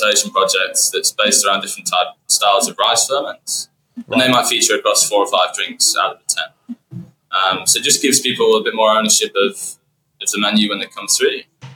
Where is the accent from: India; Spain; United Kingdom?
United Kingdom; moved away as an adult; now in Melbourne, Australia; I come from Yorkshire